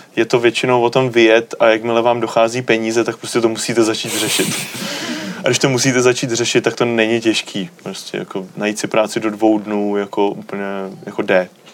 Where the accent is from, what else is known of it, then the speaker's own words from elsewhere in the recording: Czechia; jsem z České republiky